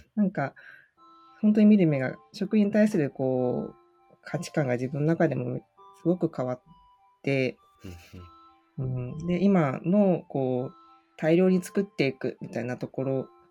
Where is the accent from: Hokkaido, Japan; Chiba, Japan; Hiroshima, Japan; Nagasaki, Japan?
Chiba, Japan; Urayasu; 生まれも育ちも都会というか、全然畑とかない、コンクリートジャングルみたいなところに生まれたんですね。